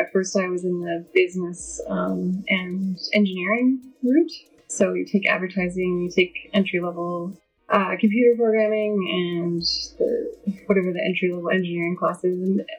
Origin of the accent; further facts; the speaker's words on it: Edmonton, Alberta, Canada; also born or lived in Saskatoon; I'm from Edmonton. I was born in Saskatoon, but and moved around the prairies a few times, so basically Edmonton's home.